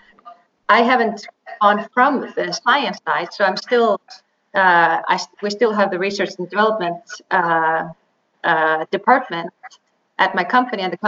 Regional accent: Iceland; moved away as an adult; also born or lived in Dallas, Texas / Duke University, North Carolina; I'm an Icelandic woman. So I was born in Iceland, and I did my bachelor's in biochemistry at the University of Iceland

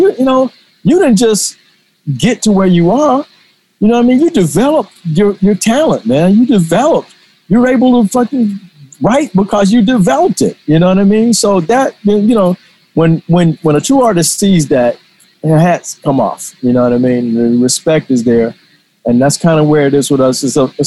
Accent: Atlanta, Georgia, United States; I did a lot of that type of work growing up in Atlanta.

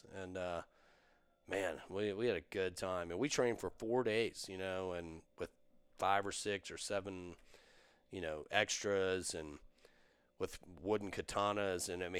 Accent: Dublin, Leinster, Ireland; I was raised in Dublin, went to Trinity, studied acting in Trinity, at Trinity University, and I was down traveling, love Texas

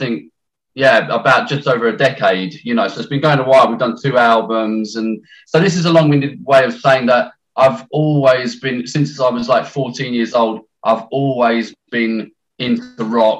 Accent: London, United Kingdom; now in Essex, United Kingdom; I'm from London. I was born in London

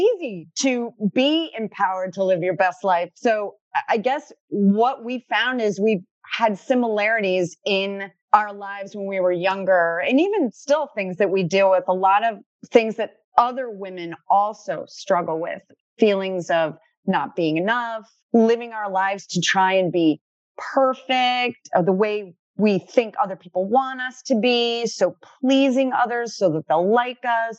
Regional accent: Connecticut, United States; now in Dunedin, United States; We are both originally from Connecticut, but we met in Dunedin, Florida

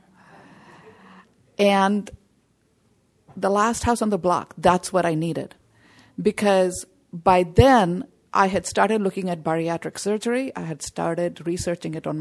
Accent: India; I come from India

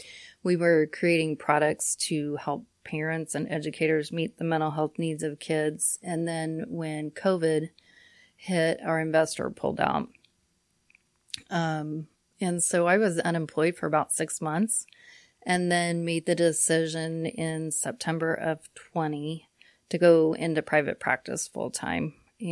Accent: Cimarron, Kansas, United States; Well, I grew up in Cimarron, out in southwest Kansas. Grew up and graduated from there in 1989.

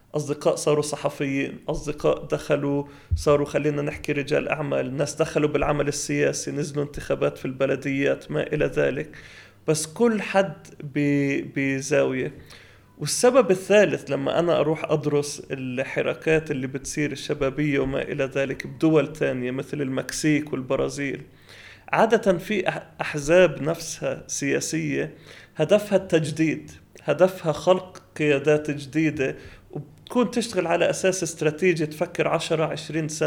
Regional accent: Palestine; يعني احنا كفلسطينيه موحدين ايش ايش اهدافنا

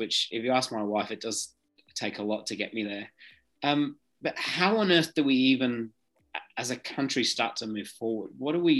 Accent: Nottingham, East Midlands, United Kingdom; now in Australia; I was born in England. And I remember sitting in a history lesson in Nottingham, which is a school that I went to in the United Kingdom.

